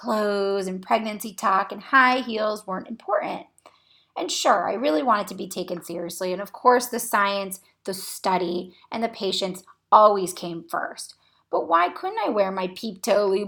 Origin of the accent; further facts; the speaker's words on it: Cocoa Beach, Florida, United States; moved away as an adult; now in Akron, United States; I was born and raised in Cocoa Beach, Florida, which is on the Space Coast near NASA and Kennedy Space Center.